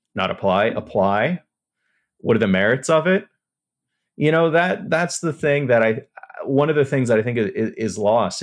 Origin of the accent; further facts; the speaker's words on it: El Paso, Texas, United States; I'm from El Paso